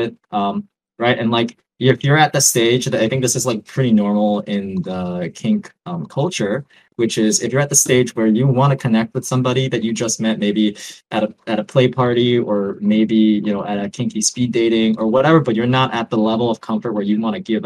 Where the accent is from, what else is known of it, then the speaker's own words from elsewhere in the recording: New York, United States; moved away as an adult; now in Oakland, United States; I grew up in New York, moved to Oakland 2 years ago